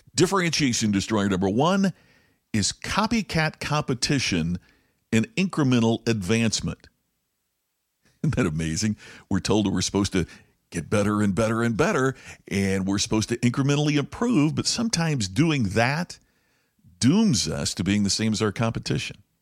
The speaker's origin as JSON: {"language": "English", "country": "United States", "said": "being an American"}